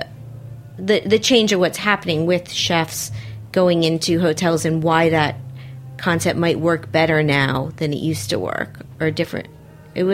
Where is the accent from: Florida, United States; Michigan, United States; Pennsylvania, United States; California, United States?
Florida, United States; Miami; now in New York City, United States; I am from Miami